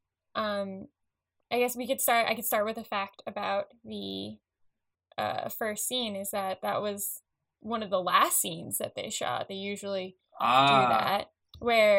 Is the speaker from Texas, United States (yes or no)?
no; Long Island, New York, United States; growing up on Long Island, just because like I lived in an apartment